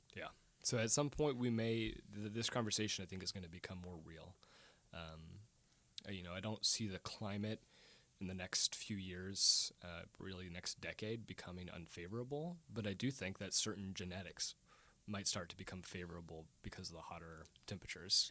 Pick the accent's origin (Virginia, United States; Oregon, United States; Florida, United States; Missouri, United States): Oregon, United States; Portland; now in Tacoma, United States; we grew up in East Portland